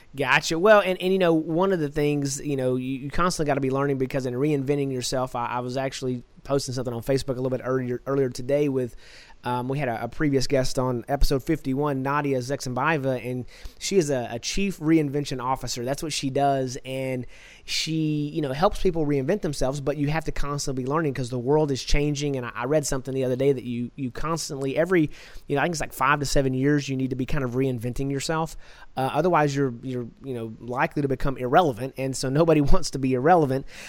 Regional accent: Texas, United States; I'm from Texas

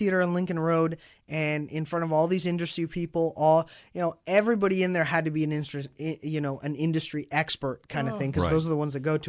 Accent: Mexico City, Mexico; now in Dallas, United States; mostly, I grew up in Mexico, in Mexico City.

